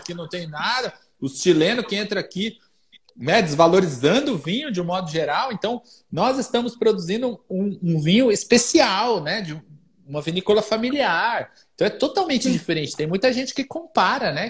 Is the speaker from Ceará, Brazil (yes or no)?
no; São José dos Campos, São Paulo, Brazil; now in Minas Gerais, Brazil; Eu sou é um paulista, nascido em São José dos Campos, né? Eu sou do Vale do Paraíba